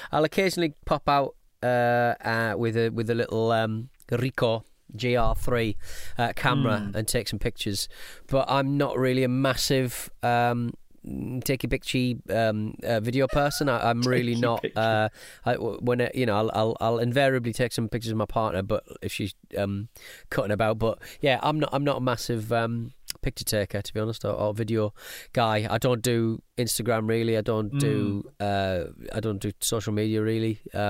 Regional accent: Venezuela; now in Orlando, United States; I'm from Venezuela, but I live in Orlando, Florida.

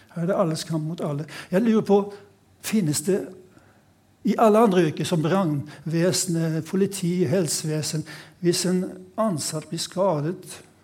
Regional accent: Sweden; now in Norway; jeg har vokst opp i Sverige

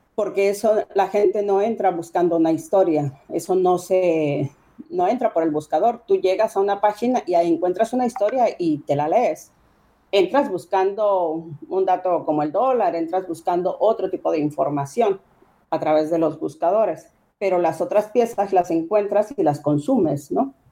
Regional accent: Sinaloa, Mexico; Somos de Sinaloa, vivimos en Culiacán, vivimos en, en esta zona

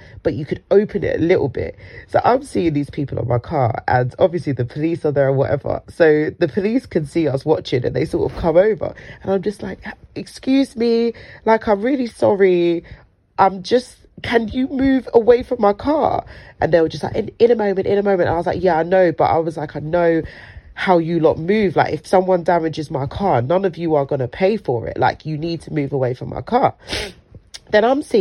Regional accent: London, United Kingdom; I was born and raised in South London, will ever be a South London babe, but I've been dragged to the ghetto of the North London

